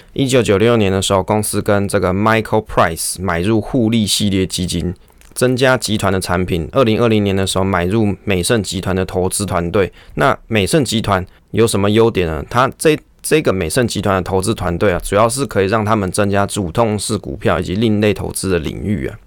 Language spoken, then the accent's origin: Chinese; Taiwan; 我们是台湾人啊